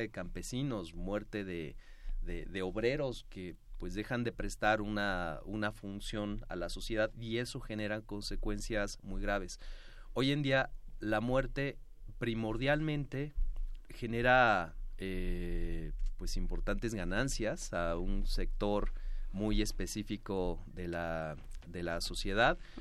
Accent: Mexico; lo que hoy somos, mexicanos

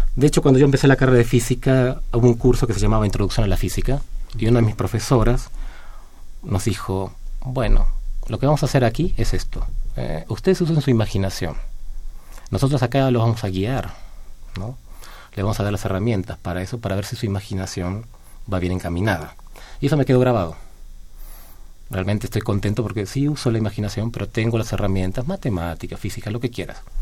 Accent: Argentina; now in Mexico; no soy de México, mi país original es de Argentina

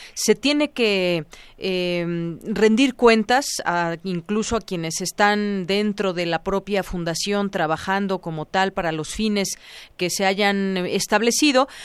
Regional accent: State of Mexico, Mexico; como ciudadanos, como periodistas, como eh, mexiquenses, como mexicanos

